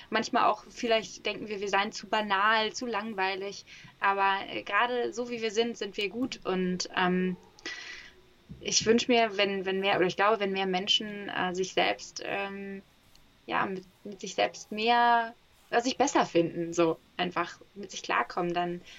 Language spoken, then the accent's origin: German; Hamburg, Germany